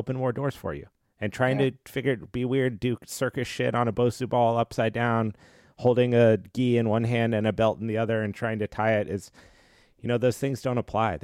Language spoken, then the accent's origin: English; Colorado, United States; moved away as an adult; also born or lived in Los Angeles, United States; now in San Diego, United States; I grew up in Colorado and moved